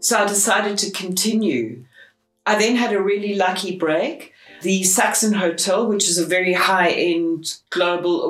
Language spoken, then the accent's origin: English; Johannesburg, Gauteng, South Africa; I was born in Johannesburg. I am a very proud South African.